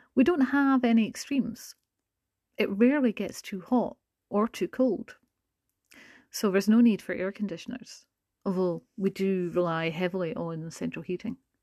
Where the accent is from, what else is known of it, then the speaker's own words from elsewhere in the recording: Scotland, United Kingdom; also born or lived in Glasgow; I'm a Scottish English language teacher living in Glasgow in the U K